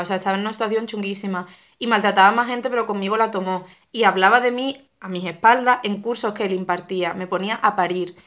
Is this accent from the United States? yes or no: no; Cádiz, Andalusia, Spain; moved away as an adult; also born or lived in Seville; yo soy de Cádiz y me mudé a, a Sevilla a estudiar arte dramático